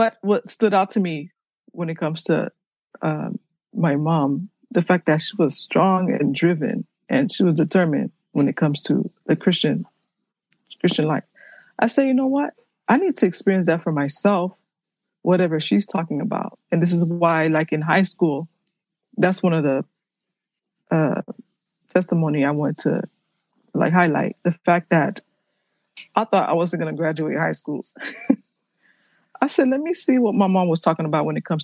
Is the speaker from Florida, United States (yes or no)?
yes; Miami, Florida, United States; first language Haitian Creole; English is a second language; I was conceived in Haiti, but I was born in Miami. So my mom traveled in the boat while she was pregnant with me. And my first language was Creole